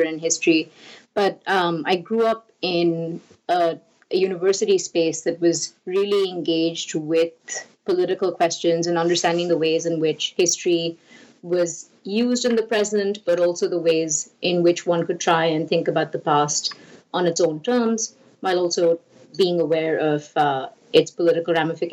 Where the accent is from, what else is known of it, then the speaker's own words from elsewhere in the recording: India; moved away; I grew up in India